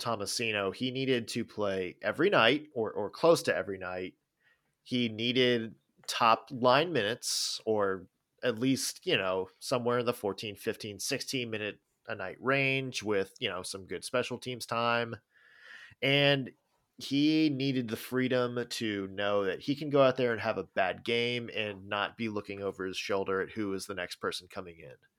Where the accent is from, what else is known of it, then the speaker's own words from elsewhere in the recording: Nashville, Tennessee, United States; my own N H L team in my backyard, in my hometown